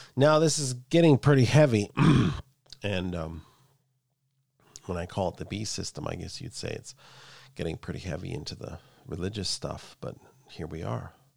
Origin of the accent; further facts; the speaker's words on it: Canada; I'm Canadian